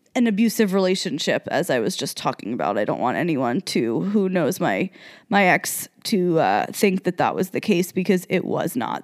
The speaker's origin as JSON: {"language": "English", "region": "New Jersey", "country": "United States", "tie": "born or raised there", "also_born_or_lived": "South Carolina", "moved": "as an adult", "lives_now": "Las Vegas, United States", "said": "I was raised in New Jersey"}